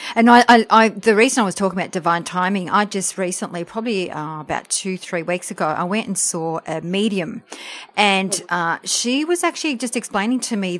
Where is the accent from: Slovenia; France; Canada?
France; English is a second language; now in Australia; we came to Australia from France, so I'm French, and my parents worked really hard.